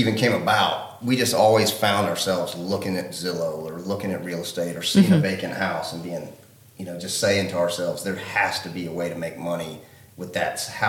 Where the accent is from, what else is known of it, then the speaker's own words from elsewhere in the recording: Charleston, South Carolina, United States; also born or lived in Miami Beach, Florida; I'm from West Ashley.